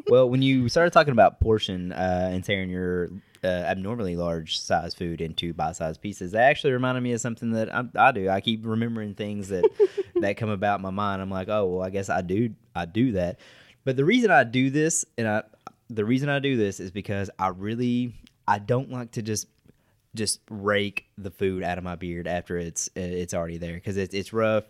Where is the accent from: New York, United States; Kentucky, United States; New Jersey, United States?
Kentucky, United States; West Liberty; I'm from West Liberty, so it's a thirty-minute drive down the road